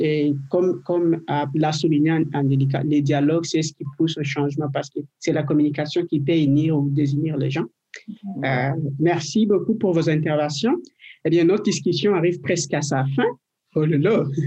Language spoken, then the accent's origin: French; DR Congo; now in Quebec, Canada; je viens de, de la RDC du Congo